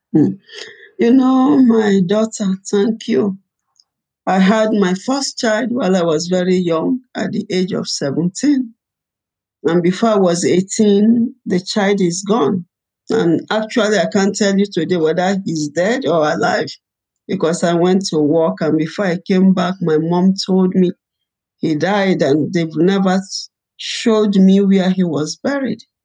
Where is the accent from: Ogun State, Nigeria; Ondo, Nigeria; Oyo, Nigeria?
Oyo, Nigeria; Ibadan; also born or lived in Rivers State, Nigeria / Port Harcourt, Nigeria; we were in, in, Nigeria, in Ibadan, and uh, the war started. I was about ten years